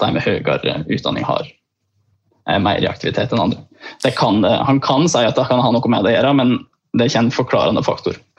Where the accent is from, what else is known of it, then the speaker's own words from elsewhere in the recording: Beitostølen, Innlandet, Norway; jeg er fra en gård, jeg er fra Beitostølen